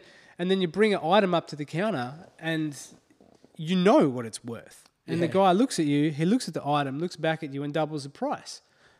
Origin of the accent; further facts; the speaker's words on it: Australia; moved away; growing up in Australia, it was always drummed into me how bad racism was.